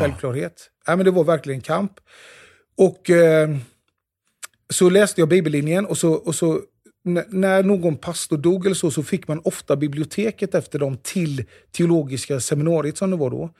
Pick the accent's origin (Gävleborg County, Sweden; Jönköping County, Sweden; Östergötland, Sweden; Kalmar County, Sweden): Jönköping County, Sweden; Jönköping; den kyrkan som jag är uppvuxen i, i Immanuelskyrkan i Jönköping